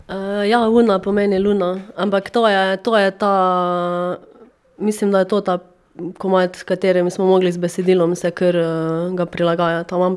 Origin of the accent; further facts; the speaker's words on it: Carinthia, Slovenia; accent: Carinthian; Korošci smo kar tako um, zaveden koroški uh, narod